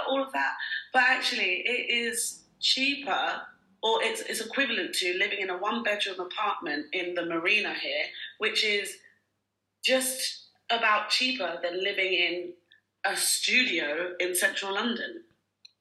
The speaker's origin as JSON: {"language": "English", "country": "Nigeria", "tie": "born or raised there", "also_born_or_lived": "United Kingdom", "moved": "yes", "lives_now": "Dubai, United Arab Emirates", "said": "when I grew up in Nigeria"}